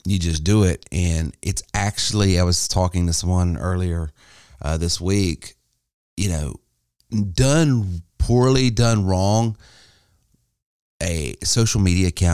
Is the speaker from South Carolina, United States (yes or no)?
yes; Spartanburg County, South Carolina, United States; here in my hometown here in Spartanburg County